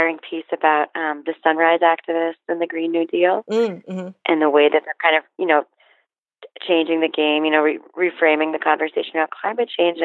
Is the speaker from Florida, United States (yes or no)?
yes; Miami, Florida, United States; I grew up in Miami